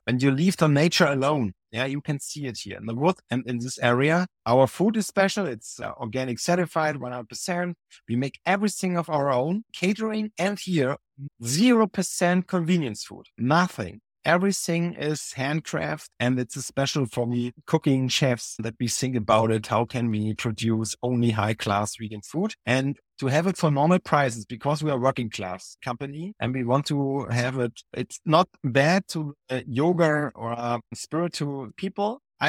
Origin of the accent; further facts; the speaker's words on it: Mecklenburg-Vorpommern, Germany; I grew up in Mecklenburg-Vorpommern. That's why I can speak the language of the village and I can speak the language of the big city.